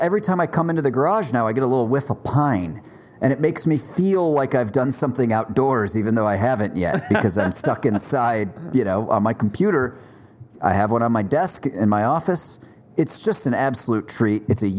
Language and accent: English; Northeast, United States; now in Los Angeles, United States; I grew up in the Northeast. We had tons of pine trees everywhere